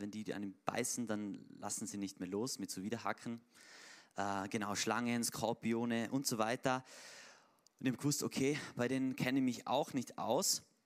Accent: Tyrol, Austria

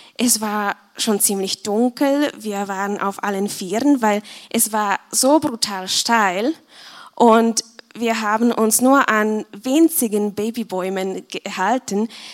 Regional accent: Czechia; moved away as an adult; now in Austria; ich komme aus Tschechien und ich bin seit dreieinhalb Jahren hier in Österreich

